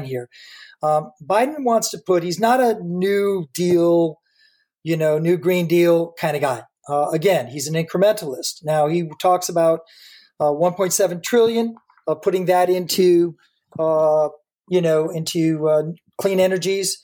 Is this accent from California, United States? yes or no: no; Michigan, United States; moved away; as I was born in 1950, I'm glad to hear that the scientists agree with my personal assessment of growing up in Michigan